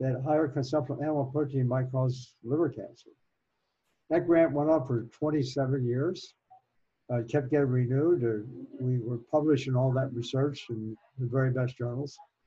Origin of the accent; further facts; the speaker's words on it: Virginia, United States; moved away; I was raised in Virginia, mm-hmm. west of Washington, D.C.